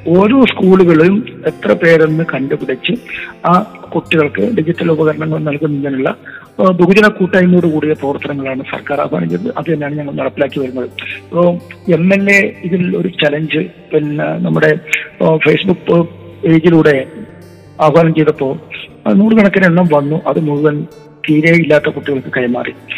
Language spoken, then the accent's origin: Malayalam; Uduma, Kerala, India; ഇപ്പോൾ എൻ്റെ സ്വന്തം നാടാണ് ഞാൻ ജനിച്ചത് വളർന്നത് പഠിച്ചത്